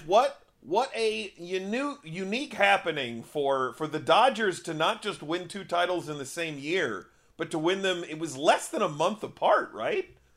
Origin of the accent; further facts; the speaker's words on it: Upper Midwest, United States; we're from the Upper Midwest.